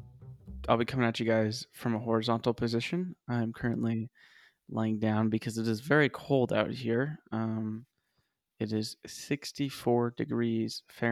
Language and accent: English; New York, United States; But if I'm with them, I'll be like, nah, I'm from New York. Like, I don't believe in cold.